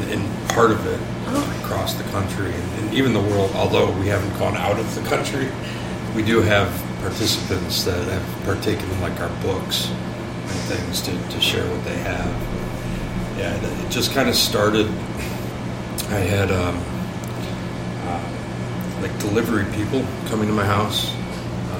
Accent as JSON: {"language": "English", "town": "Chicago", "region": "Illinois", "country": "United States", "said": "I am from Chicago"}